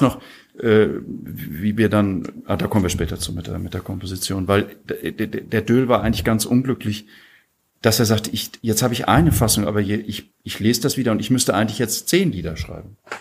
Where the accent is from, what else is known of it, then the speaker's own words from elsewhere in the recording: Husum, Schleswig-Holstein, Germany; now in Graz, Austria; in meiner Heimat